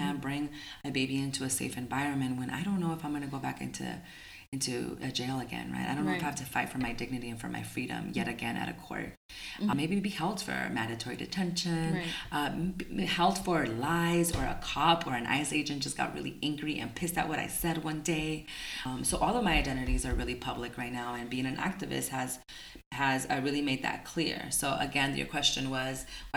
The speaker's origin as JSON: {"language": "English", "town": "Tucson", "region": "Arizona", "country": "United States", "tie": "born or raised there", "said": "my hometown in Tucson"}